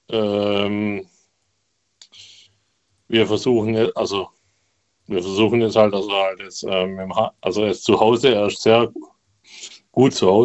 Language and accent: German; Remseck, Baden-Württemberg, Germany; Ähm, ich komme aus Remseck. Kennst du Ludwigsburg, Stuttgart?